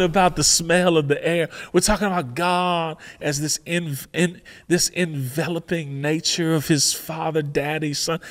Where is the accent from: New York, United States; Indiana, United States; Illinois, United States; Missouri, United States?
Illinois, United States; Chicago; I'm from Chicago